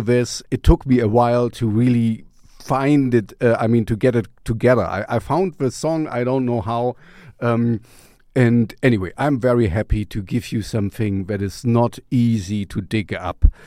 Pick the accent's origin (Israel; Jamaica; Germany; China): Germany; East Germany; I grew up in East Germany